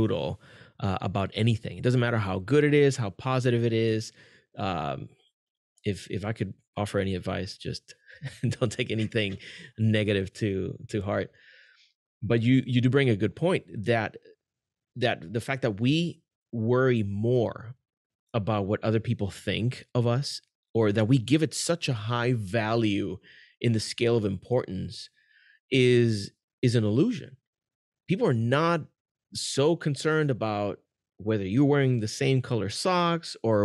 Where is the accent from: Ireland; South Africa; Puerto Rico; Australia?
Puerto Rico; now in Kissimmee, United States; I was born and raised in Puerto Rico, and then I live in Kissimmee, Florida.